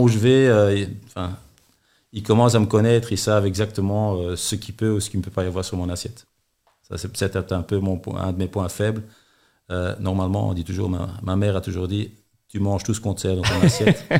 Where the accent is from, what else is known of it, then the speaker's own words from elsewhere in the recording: Antwerp, Flanders, Belgium; now in Charleroi, Belgium; en tant qu'enversois